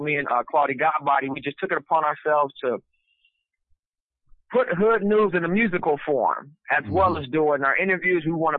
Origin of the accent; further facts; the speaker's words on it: West Coast, United States; because I'm from the West Coast, so I had to detox myself out of, like, the gangster rap stuff